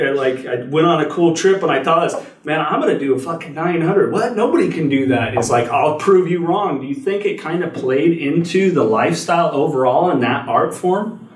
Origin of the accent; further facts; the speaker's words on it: Watsonville, California, United States; I grew up in the Watsonville area. So for people that don't know, very close to Santa Cruz, yeah. California.